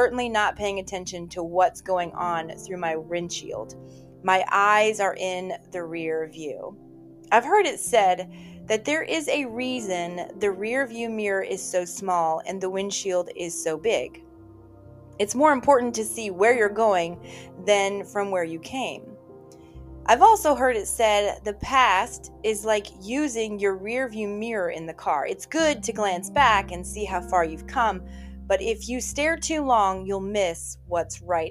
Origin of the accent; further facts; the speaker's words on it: Virginia, United States; moved away; my home state of Virginia, my hometown